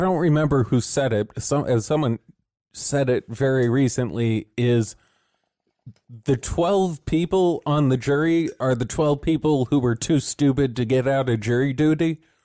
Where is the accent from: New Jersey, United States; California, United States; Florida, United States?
California, United States; we come from California